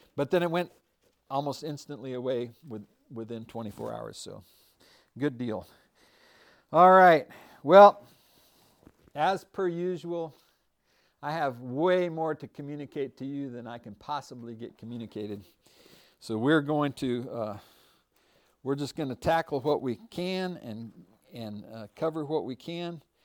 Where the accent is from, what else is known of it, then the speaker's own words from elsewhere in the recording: United States; I am an American